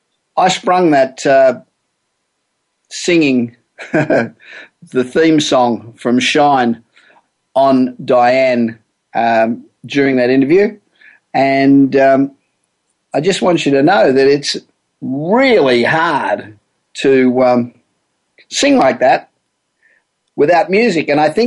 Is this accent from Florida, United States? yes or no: no; Los Angeles, California, United States; And we're coming to you this week from my hometown of Los Angeles.